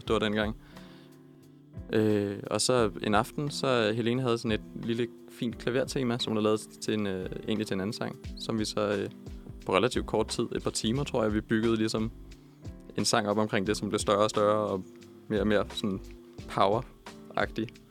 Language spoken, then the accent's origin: Danish; Copenhagen, Capital Region of Denmark, Denmark; vi er begge to født og opvokset i Københavnsområdet